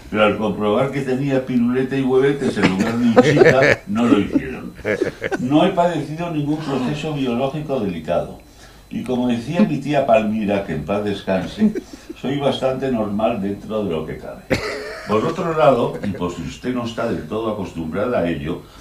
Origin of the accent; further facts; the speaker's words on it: Madrid, Community of Madrid, Spain; born there; Nací en el Sanatorio de San Francisco de Asís de Madrid